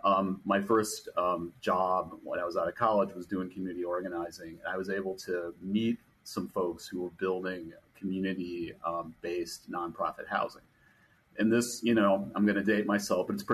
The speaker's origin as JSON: {"language": "English", "town": "Chicago", "region": "Illinois", "country": "United States", "tie": "born or raised there", "moved": "yes", "said": "I grew up in Chicago"}